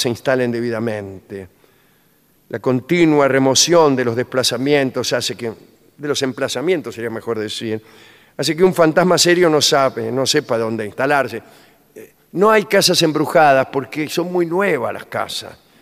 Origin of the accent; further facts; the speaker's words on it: Buenos Aires, Argentina; Yo soy un habitante de Buenos Aires